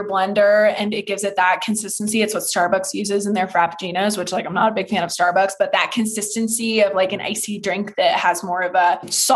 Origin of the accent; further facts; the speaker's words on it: Petaluma, California, United States; my hometown, Petaluma, California